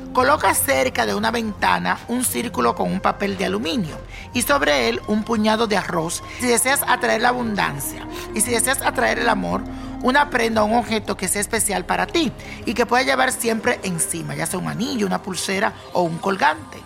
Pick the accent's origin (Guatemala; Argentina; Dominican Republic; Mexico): Dominican Republic; en mi país, República Dominicana